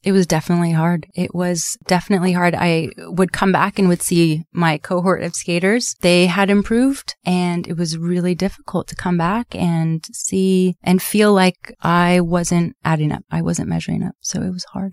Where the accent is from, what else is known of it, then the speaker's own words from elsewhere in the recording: Southern California, United States; I grew up here in Sou-, in Southern California